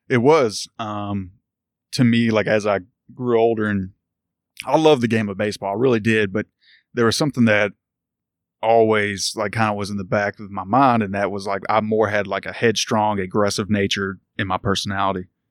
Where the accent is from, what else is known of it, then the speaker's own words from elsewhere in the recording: Louisville, Kentucky, United States; I grew up in Louisville, Valley Station to be exact